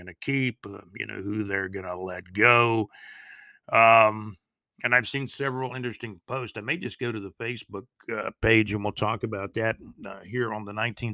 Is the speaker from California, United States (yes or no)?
no; Jacksonville, Florida, United States; I'm originally from Jacksonville, Florida